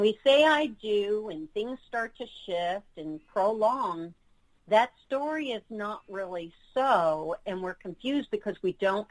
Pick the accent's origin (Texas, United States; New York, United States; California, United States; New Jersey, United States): New York, United States; moved away; also born or lived in Florida; I'm from New York, was living in Florida